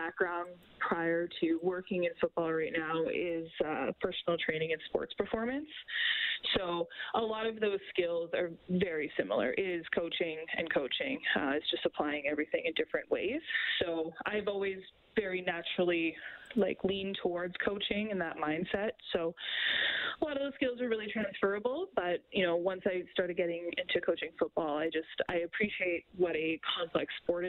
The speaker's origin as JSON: {"language": "English", "town": "Forestburg", "region": "Alberta", "country": "Canada", "tie": "born or raised there", "moved": "yes", "said": "I grew up on a farm outside of Forestburg"}